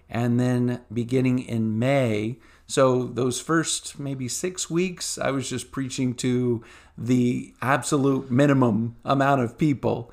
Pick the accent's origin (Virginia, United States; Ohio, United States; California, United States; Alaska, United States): Virginia, United States; Virginia Beach; I grew up in church in Virginia Beach area